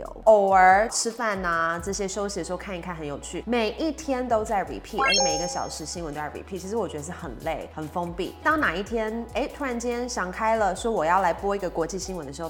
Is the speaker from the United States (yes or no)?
no; Taiwan; first language English; Chinese is a second language; 那应该是这样讲，我在台湾念美国学校嘛，所以